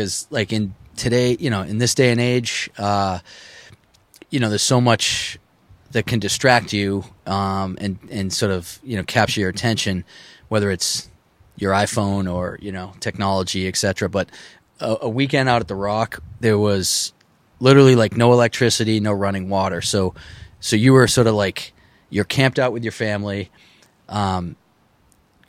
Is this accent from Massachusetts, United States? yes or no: yes; Needham, Massachusetts, United States; we weren't from Hull. We're from Needham. Our family's from Needham